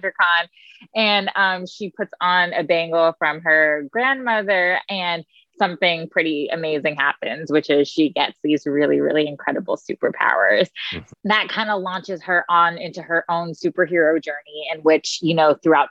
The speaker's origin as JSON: {"language": "English", "country": "United States", "tie": "born or raised there", "said": "being a young South Asian person, Muslim person growing up in America"}